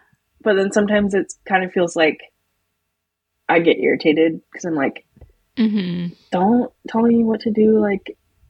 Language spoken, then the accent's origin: English; Alaska, United States; I was born and raised in Alaska.